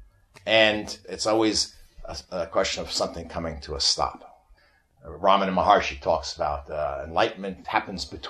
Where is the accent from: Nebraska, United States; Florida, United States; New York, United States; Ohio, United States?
New York, United States; I'm from New York